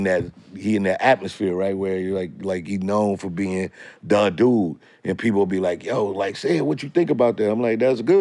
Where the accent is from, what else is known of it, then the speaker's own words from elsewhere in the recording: St. Louis, Missouri, United States; moved away; I came from St. Louis